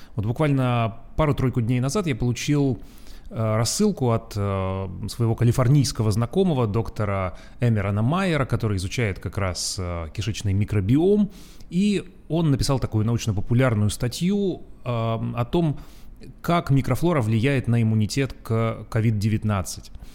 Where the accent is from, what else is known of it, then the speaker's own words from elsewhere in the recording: Urals, Russia; moved away; как я, э, рос на Урале, где зимы очень долгие